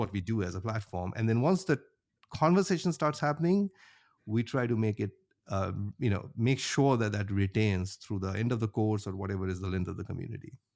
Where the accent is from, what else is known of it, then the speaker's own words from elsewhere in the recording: India; moved away as an adult; now in Cherry Hill, United States; I grew up in India, went to undergrad there in I I T Bombay. And after that, I moved to the U S, uh, in mid two thousands